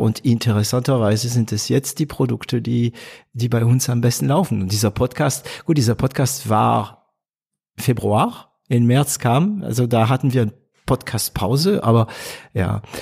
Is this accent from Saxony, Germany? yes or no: no; Stuttgart / Heilbronn, Swabia, Baden-Württemberg, Germany; also born or lived in France; ich bin stolzer Schwabe, stolzer, ja, Stuttgarter, Heilbronner